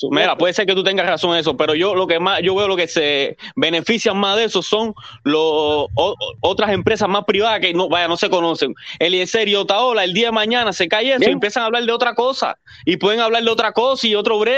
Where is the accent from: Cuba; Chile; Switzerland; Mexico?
Cuba; también acuérdate que como somos nosotros cubanos o como el ser humano